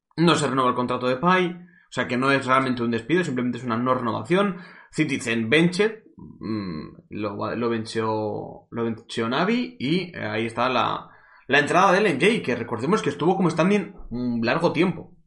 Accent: Cuenca, Castilla-La Mancha, Spain; soy de Cuenca

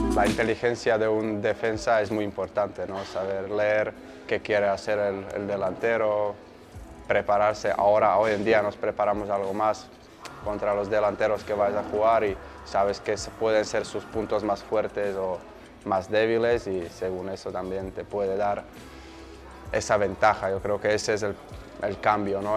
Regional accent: Slovakia; Spanish is a second language; moved away as an adult; now in Mallorca, Spain; Mi sueño era jugar en mi pueblo, que a la época estaban en primera división de Eslovaquia

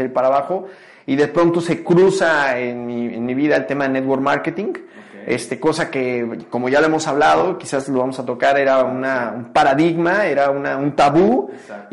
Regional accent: Mexico City, Mexico; moved away; also born or lived in Tijuana; Nací en la Ciudad de México

